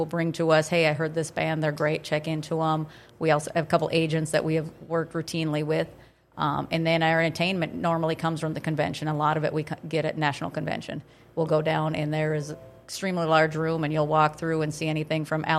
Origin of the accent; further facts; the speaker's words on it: Detroit Lakes, Minnesota, United States; also born or lived in Crookston, Minnesota; now in Pelican Rapids, United States; I'm originally from Detroit Lakes.